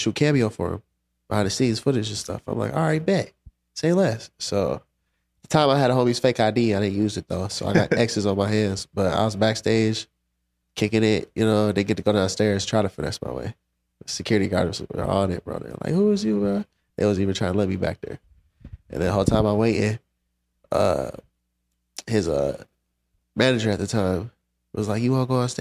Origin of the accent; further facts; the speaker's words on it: Minnesota, United States; moved away; also born or lived in Colorado; I was born and raised in Minnesota